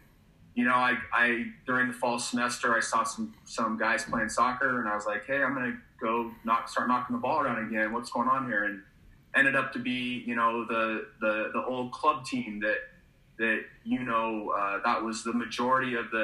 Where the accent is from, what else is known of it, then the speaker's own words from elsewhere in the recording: Fruit Heights, Utah, United States; I moved to Utah in 1985. And I grew up in Fruit Heights, so I consider myself a homegrown Utah guy